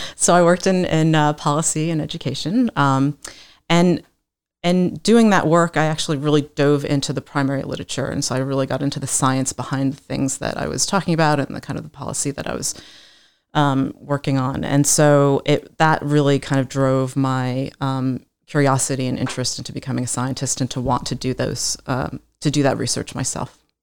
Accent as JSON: {"language": "English", "region": "East Coast", "country": "United States", "tie": "born or raised there", "moved": "yes", "said": "I was born and raised on the East Coast"}